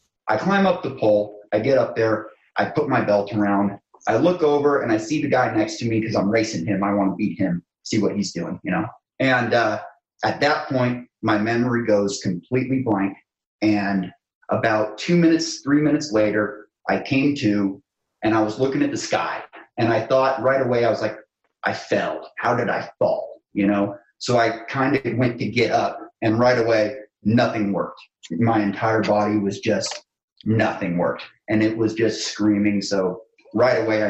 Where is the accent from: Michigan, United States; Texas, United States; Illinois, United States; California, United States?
California, United States; Northern; also born or lived in San Francisco / North Dakota; I grew up in Northern California